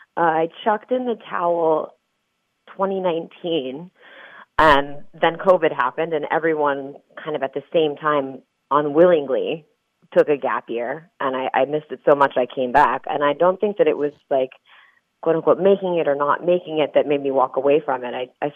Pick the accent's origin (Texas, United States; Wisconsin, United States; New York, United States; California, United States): California, United States; San Diego; also born or lived in Chula Vista / Spring Valley / Utah; I'm originally from San Diego. I was born in Chula Vista, and I lived in Spring Valley, which is like south side of San Diego.